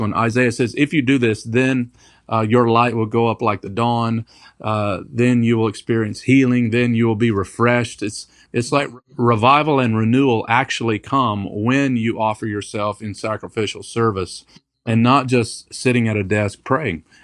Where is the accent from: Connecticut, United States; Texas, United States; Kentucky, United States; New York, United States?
Kentucky, United States; also born or lived in Detroit, Michigan; now in Raleigh, United States; I was born in Detroit, Michigan. Um, but moved to Kentucky when I was small.